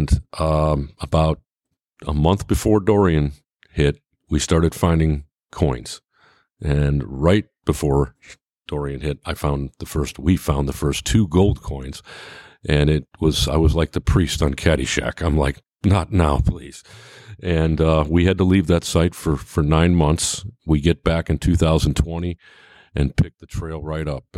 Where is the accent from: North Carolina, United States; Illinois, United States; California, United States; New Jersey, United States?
Illinois, United States; Chicago; moved away; also born or lived in New York / Finger Lakes, New York / Texas / Florida; I was born in New York, had a chance to kind of grow up on one of the Finger Lakes, Canisius. When I was very young, my family moved to Chicago where I grew up